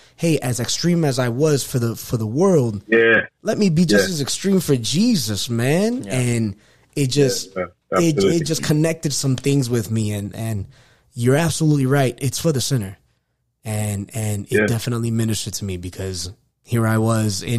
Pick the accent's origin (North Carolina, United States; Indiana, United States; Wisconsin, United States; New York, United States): New York, United States; New York City; I was born and raised in Queens, New York, and I used to run the streets